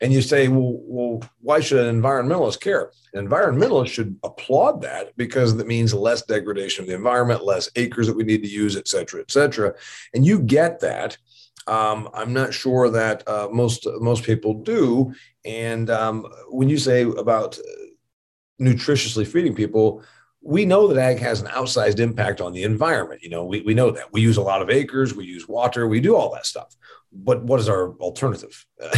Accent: Indiana, United States; the other state university here in my home state of Indiana called Indiana University.

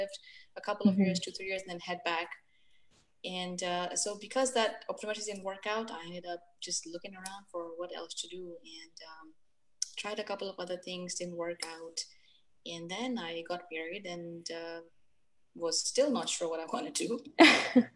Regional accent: Tanzania; moved away as an adult; also born or lived in South Africa / Florida, United States; now in United States; I grew up in Tanzania

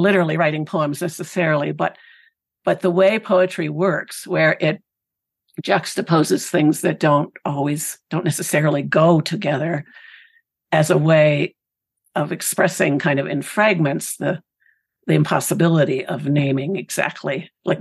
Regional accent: Pennsylvania, United States; this community where I grew up in Pennsylvania

